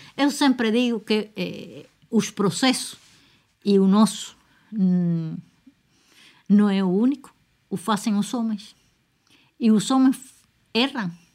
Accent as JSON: {"language": "Portuguese", "country": "Cuba", "said": "Cuba é, é um país com uma só nacionalidade, não temos problemas de, de, de, de diferentes línguas"}